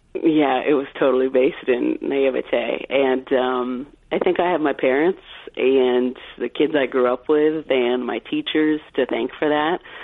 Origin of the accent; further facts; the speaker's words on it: California, United States; I grew up in California